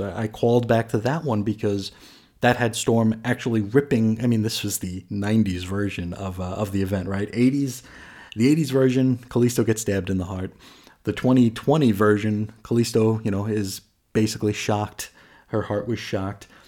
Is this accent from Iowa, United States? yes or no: no; New York, United States; I grew up in New York